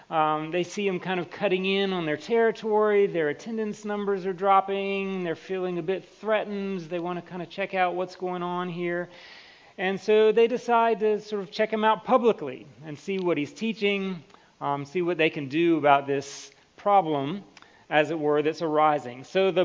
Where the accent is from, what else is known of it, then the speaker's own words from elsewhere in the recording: United States; was from the United States because you wouldn't be able to tell from my accent otherwise. Yeah, so I get Canada a lot.